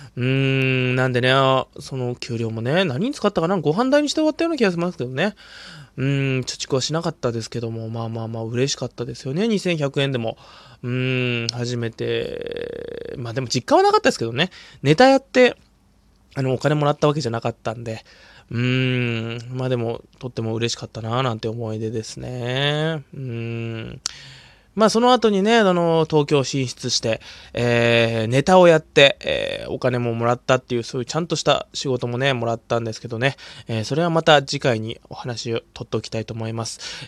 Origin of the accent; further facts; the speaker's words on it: Hokkaido, Japan; 僕北海道出身なんですけど